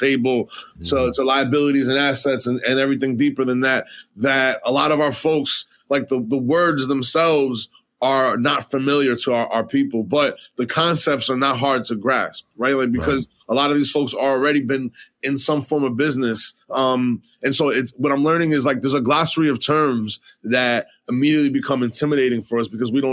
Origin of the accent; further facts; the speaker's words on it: New York City, New York, United States; I was born and raised in New York City, in the middle of Manhattan